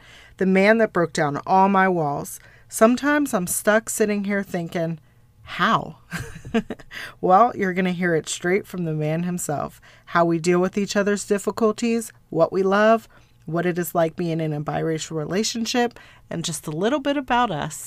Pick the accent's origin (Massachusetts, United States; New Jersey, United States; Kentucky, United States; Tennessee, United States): New Jersey, United States; Egg Harbor Township; moved away as an adult; now in Austin, United States; I am from New Jersey, about 15 minutes outside of Atlantic City in a suburb called Egg Harbor Township